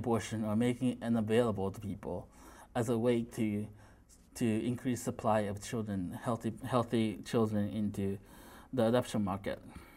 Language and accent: English; Missouri, United States; I'm from Missouri